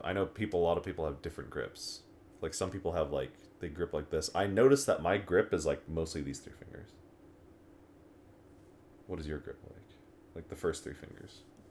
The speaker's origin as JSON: {"language": "English", "town": "Stamford", "region": "Connecticut", "country": "United States", "moved": "as an adult", "lives_now": "Colorado, United States", "said": "I'm from there."}